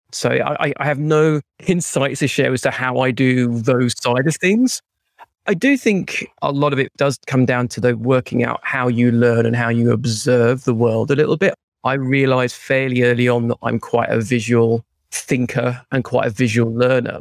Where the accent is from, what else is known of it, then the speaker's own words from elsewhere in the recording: United Kingdom; now in London, United Kingdom; I'm British